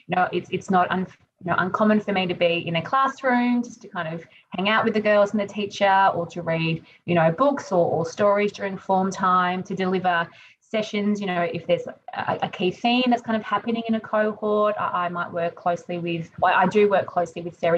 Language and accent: English; Melbourne, Victoria, Australia; moved away; I'm from Melbourne